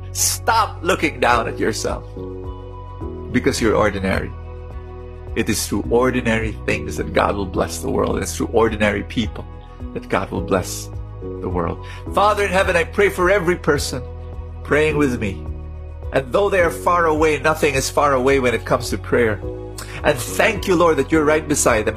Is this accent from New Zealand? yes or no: no; Philippines; I'm a Filipino